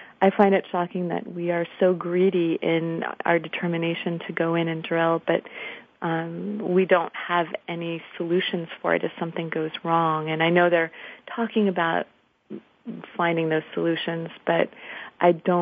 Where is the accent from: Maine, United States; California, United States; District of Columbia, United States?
District of Columbia, United States; Washington; I'm from Washington, D.C.